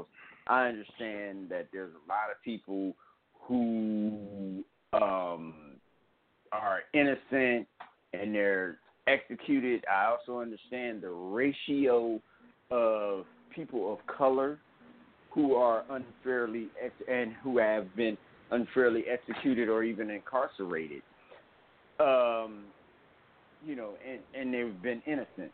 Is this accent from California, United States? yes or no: no; Cleveland, Ohio, United States; We're both from Cleveland